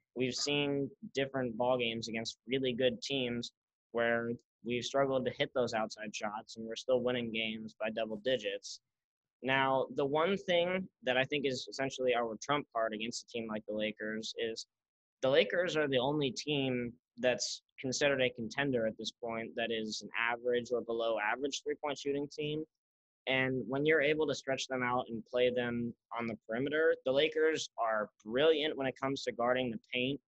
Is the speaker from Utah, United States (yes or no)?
yes; Salt Lake City, Utah, United States; moved away as an adult; now in Syracuse, United States; I grew up in Salt Lake